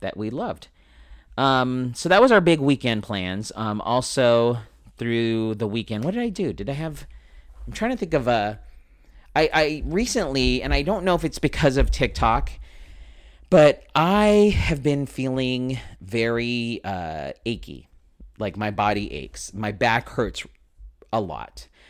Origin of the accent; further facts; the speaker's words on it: Philippines; I'm Filipino, so of course I'm gonna have relatives that are in the healthcare profession